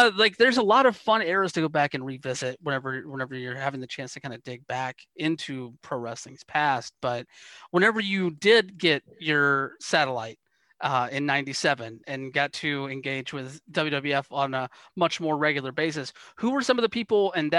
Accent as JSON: {"language": "English", "region": "the South", "country": "United States", "tie": "born or raised there", "said": "I grew up in the South, like in that NWA area."}